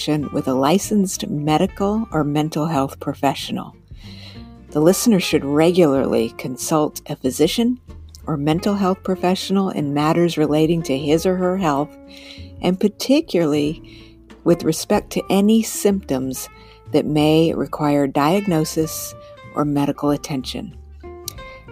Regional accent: Albuquerque, New Mexico, United States; I grew up in Albuquerque, New Mexico, back in the 60s and 70s.

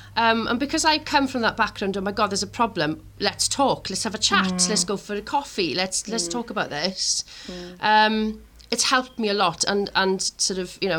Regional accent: Tumble, Wales, United Kingdom; we're from Tumble

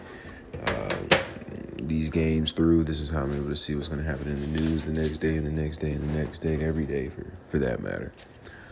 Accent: Georgia, United States; my home state, Georgia

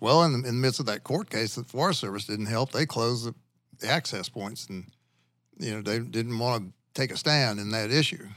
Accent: Louisiana, United States; moved away as an adult; now in Arkansas, United States; I'm from Louisiana

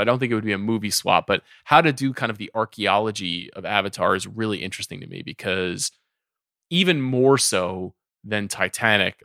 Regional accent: Long Island, New York, United States; I grew up on Long Island

